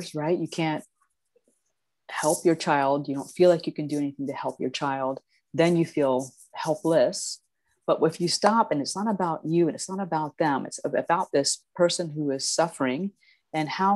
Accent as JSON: {"language": "English", "town": "Titusville", "region": "Florida", "country": "United States", "tie": "born or raised there", "said": "I grew up in Titusville on the east coast of Florida."}